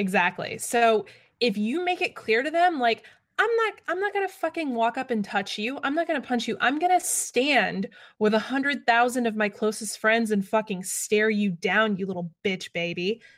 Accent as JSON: {"language": "English", "town": "Atlanta", "region": "Georgia", "country": "United States", "tie": "born or raised there", "said": "my hometown"}